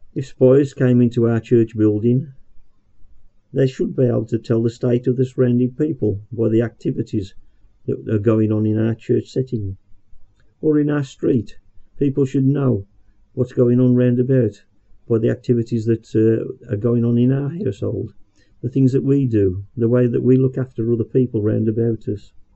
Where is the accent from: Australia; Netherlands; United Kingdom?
United Kingdom; Birmingham, West Midlands; accent: Brummie; about being a Brummie